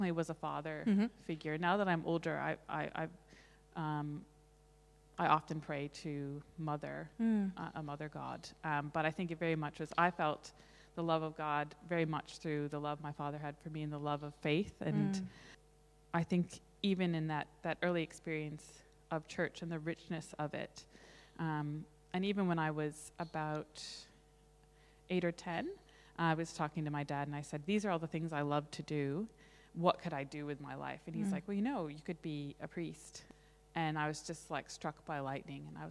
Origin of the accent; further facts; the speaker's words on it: Somerset, Massachusetts, United States; also born or lived in Fall River, Massachusetts; I was born in Fall River, Massachusetts. It's a small city across from Somerset where I lived and about an hour south of Boston. So very much a New England girl